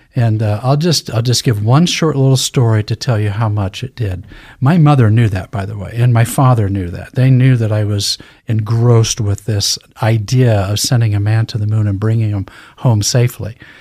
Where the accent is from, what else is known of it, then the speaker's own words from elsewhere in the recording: Lewiston, Idaho, United States; I was born and raised in Lewiston, Idaho, graduated from Lewiston High School